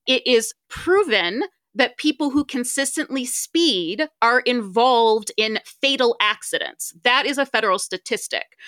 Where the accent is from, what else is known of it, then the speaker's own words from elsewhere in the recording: Ohio, United States; now in Las Vegas, United States; I am from Ohio